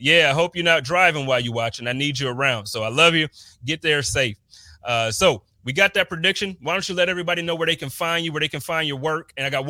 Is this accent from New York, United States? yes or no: yes; Buffalo, New York, United States; Man, it's I was always born and raised in Buffalo.